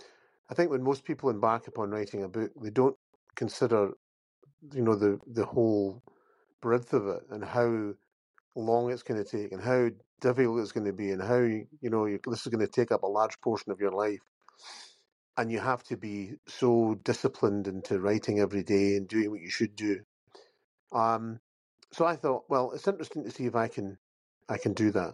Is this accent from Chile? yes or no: no; Campbeltown, Scotland, United Kingdom; I grew up by the sea as well. And in Campbelltown